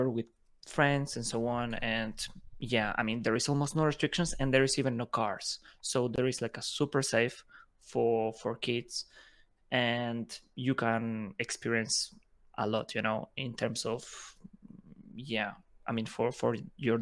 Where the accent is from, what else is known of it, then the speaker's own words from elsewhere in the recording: Spain; English is a second language; also born or lived in Ukraine; I'm originally from Ukraine, but I grew up in Spain all my life.